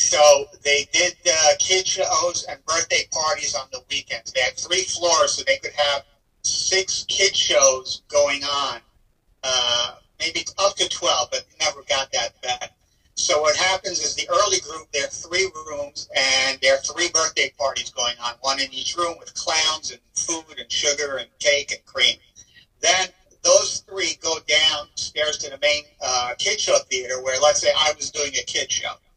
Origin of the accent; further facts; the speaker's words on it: Israel; I was born in Israel